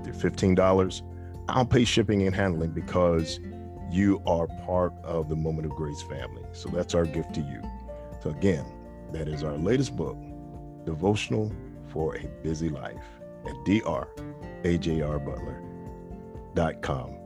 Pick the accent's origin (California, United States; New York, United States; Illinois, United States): New York, United States; New York City; I was uh, a kid growing up in the Bronx